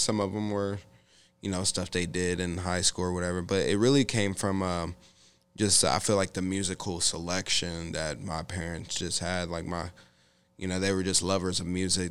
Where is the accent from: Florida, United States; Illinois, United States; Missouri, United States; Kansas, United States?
Kansas, United States; Olathe; I grew up in Olathe, Kansas for the better part of my life through uh, you know, kinda like elementary school, uh, junior high school and high school.